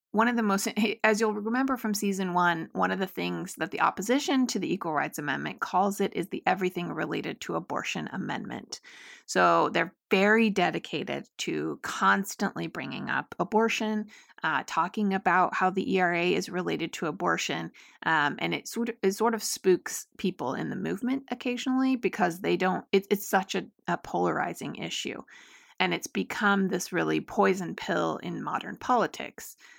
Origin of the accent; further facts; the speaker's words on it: Utah, United States; my home state of Utah